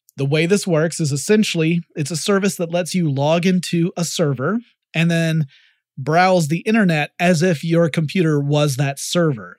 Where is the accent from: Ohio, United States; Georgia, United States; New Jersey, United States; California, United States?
Georgia, United States; Atlanta; Down in Atlanta, that's my hometown